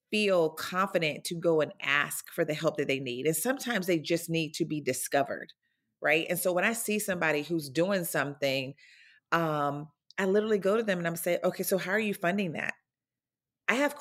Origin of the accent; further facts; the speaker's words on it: North Florida, United States; I grew up in North Florida, a very small rural town